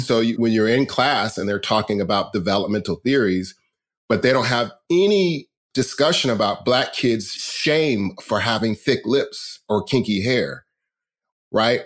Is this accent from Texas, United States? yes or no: no; Riverside, California, United States; I grew up in Riverside, California